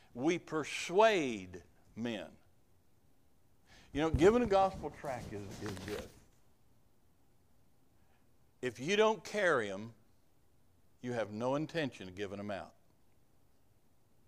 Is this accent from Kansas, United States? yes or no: yes; Kansas, United States; moved away; also born or lived in Uganda; I was from Kansas